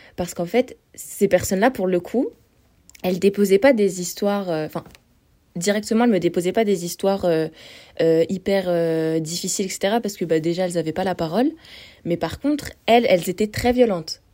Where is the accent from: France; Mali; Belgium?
France; je viens d'un petit trou dans la montagne euh, vers la Suisse.